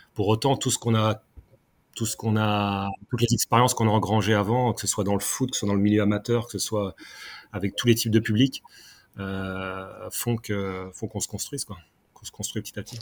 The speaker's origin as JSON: {"language": "French", "town": "Caen", "region": "Normandy", "country": "France", "tie": "born or raised there", "also_born_or_lived": "Font-Romeu", "moved": "as an adult", "lives_now": "Paris, France", "said": "je suis natif de Normandie, donc de Caen"}